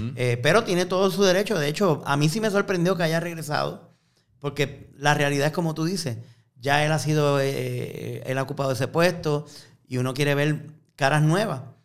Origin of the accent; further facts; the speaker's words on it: Fajardo, Puerto Rico; now in San Juan, Puerto Rico; aunque aparezca todavía con la dirección mía de las casas de mis papás en Fajardo